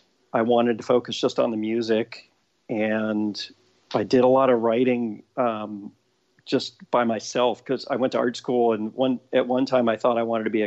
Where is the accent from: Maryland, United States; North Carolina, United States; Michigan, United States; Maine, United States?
Maryland, United States; born there; also born or lived in Florida / Texas / Chicago; now in Los Angeles, United States; I've been in L.A. for about 30 years, 31 years. I was born in Maryland. I've kind of lived all over. I've lived in Maryland, Florida, Texas. Went to high school in Chicago.